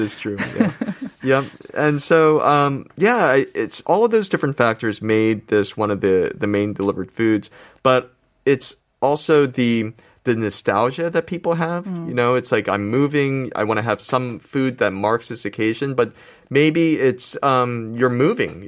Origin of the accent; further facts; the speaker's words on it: United States; now in South Korea; I grew up in America